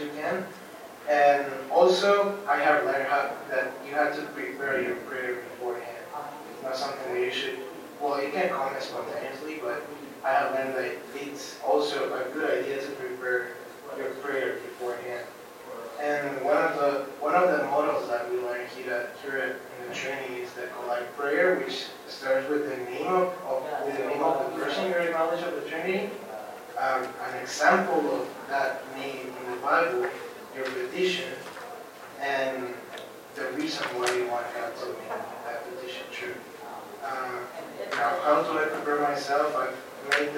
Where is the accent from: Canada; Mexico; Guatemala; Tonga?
Guatemala; moved away as an adult; now in Grand Rapids, United States; I'm from Guatemala, and this year I'm serving here at Calvin University as a worship apprentice